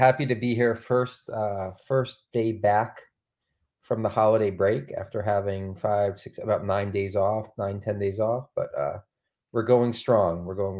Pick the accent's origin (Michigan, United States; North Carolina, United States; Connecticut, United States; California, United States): Connecticut, United States; Trumbull; I was one of those students, growing up in Trumbull, Connecticut.